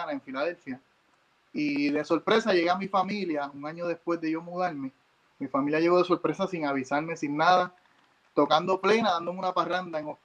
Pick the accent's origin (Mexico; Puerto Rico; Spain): Puerto Rico; San Juan; moved away as an adult; now in New Jersey, United States; yo soy nacido y criado en San Juan, Río Piedra, Puerto